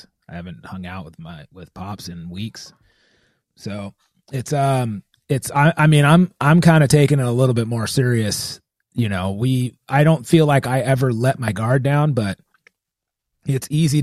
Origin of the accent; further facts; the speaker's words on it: United States; Our country, like, being American